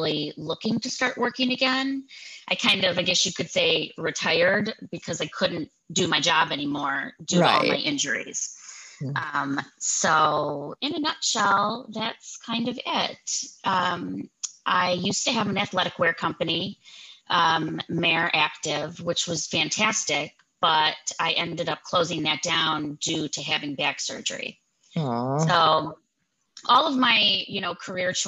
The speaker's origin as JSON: {"language": "English", "town": "Cleveland", "region": "Ohio", "country": "United States", "tie": "born or raised there", "said": "I was born in Cleveland. I'm a full-blown Clevelander."}